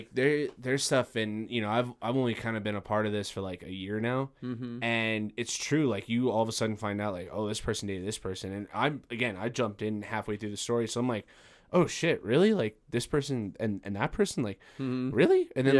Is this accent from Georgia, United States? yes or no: no; Farmington, New Mexico, United States; moved away as an adult; also born or lived in Las Cruces, New Mexico; I'm from Farmington, New Mexico.